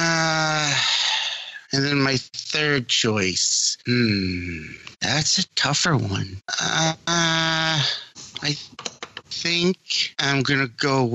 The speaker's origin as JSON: {"language": "English", "region": "Massachusetts", "country": "United States", "said": "I'm from Massachusetts"}